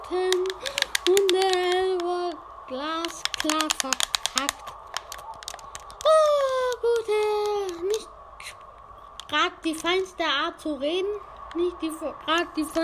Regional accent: United States; Also ich bin ein Idiot aus Amerika. Bin aus, bin aus Amerika.

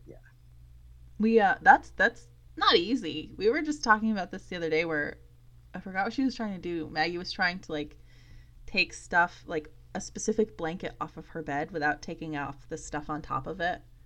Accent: Vermont, United States; my husband and I both chose to come back to Vermont

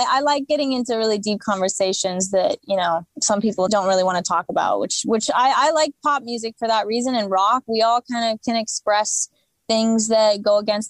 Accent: California, United States; I really respect the genre, but I'm from California.

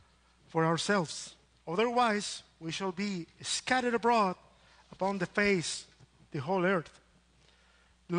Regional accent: Chile; English is a second language; moved away as an adult; now in Austin, United States; I come from Chile

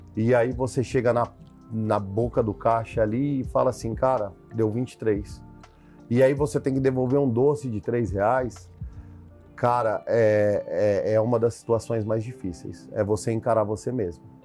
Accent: São Paulo, Brazil; born or raised there; also born or lived in Araçatuba

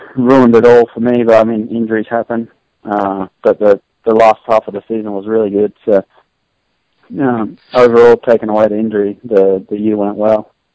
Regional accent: Australia; moved away as an adult; now in United States; growing up in Australia

